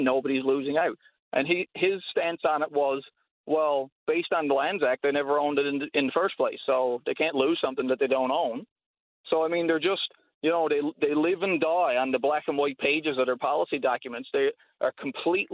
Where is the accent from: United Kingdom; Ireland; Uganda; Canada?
Canada; rural Newfoundland community, Newfoundland and Labrador; my family's land where I grew up, my parents' house